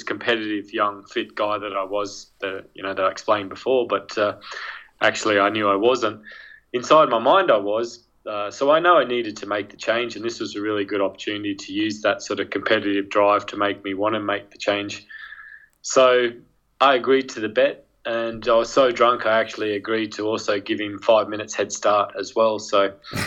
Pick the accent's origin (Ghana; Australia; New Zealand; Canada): Australia; moved away as an adult; also born or lived in Manchester / London / Chamonix; now in Edinburgh, United Kingdom; I'm Australian born, but I've been out in the UK for so long now, I feel more British than Australian